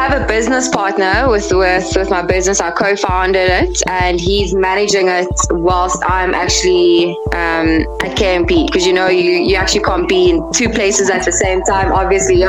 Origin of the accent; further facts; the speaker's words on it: Cape Town, Western Cape, South Africa; moved away as an adult; now in Johannesburg, South Africa; I'm originally from Cape Town and I moved to Johannesburg 5 years ago. So yes, based in Bryanston.